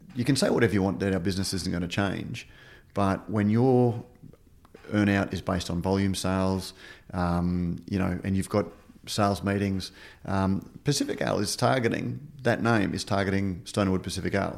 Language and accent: English; Queensland, Australia; I'm from Queensland, Queensland